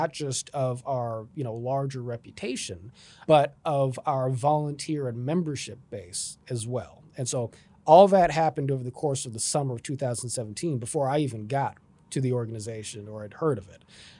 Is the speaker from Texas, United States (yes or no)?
no; Los Angeles, California, United States; That's correct, yeah, I grew up in Los Angeles.